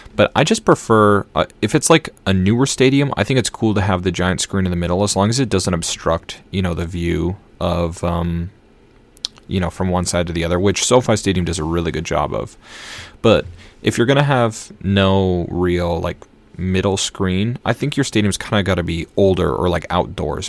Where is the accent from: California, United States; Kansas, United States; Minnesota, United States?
Minnesota, United States; now in Boston, United States; I live in Boston now, but I'm from Minnesota, so I'm a Vikings fan.